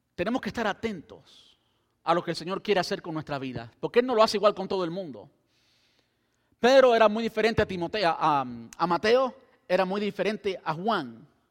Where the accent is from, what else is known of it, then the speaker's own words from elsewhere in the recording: Cuba; now in Brandon, United States; yo soy cubano